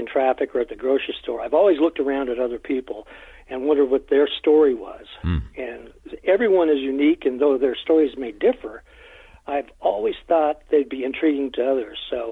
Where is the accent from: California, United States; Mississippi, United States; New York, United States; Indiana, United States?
California, United States; Southern; I grew up in Southern California